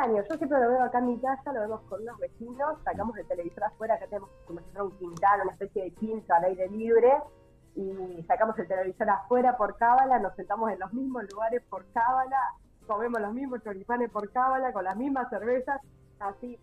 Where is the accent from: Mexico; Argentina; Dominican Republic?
Argentina; moved away as an adult; now in Búzios, Brazil; es imposible negar que somos argentinos